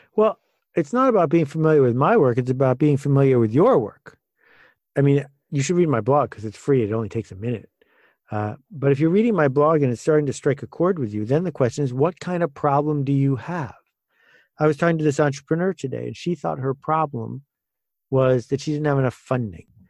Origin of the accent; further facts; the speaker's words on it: Buffalo, New York, United States; I grew up in a town called Buffalo, which people think is near New York, but it's actually near Chicago, at least culturally